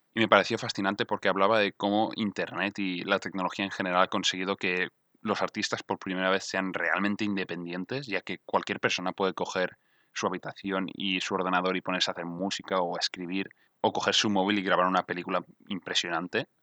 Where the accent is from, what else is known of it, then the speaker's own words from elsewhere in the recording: Mallorca, Balearic Islands, Spain; now in Barcelona, Spain; soy de Mallorca